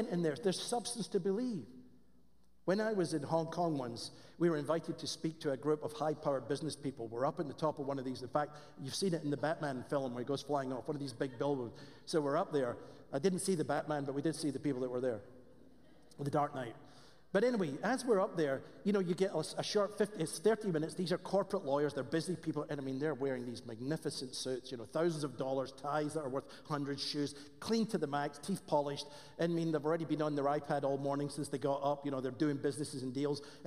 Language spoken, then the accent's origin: English; Scotland, United Kingdom; accent: Scottish; moved away; I have a Scottish accent